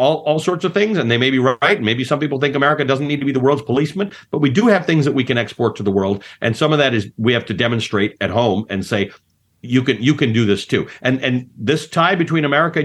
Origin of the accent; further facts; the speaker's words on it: Kenya; now in United States; I was born in Kenya at post-colonialism. My parents came from South Africa, which had been a British colony